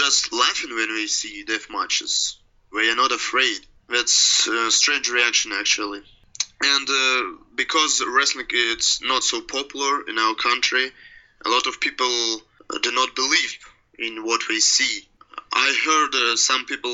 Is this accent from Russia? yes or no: yes; Nizhny Novgorod, Nizhny Novgorod Oblast, Russia; English is a second language; I'm from Russia, I live in Russia, and I can't move to another country